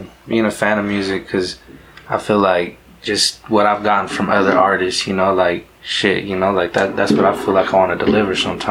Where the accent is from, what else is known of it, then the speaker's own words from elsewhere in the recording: Yakima, Washington, United States; He's just a cat that we grew up with here in Yakima.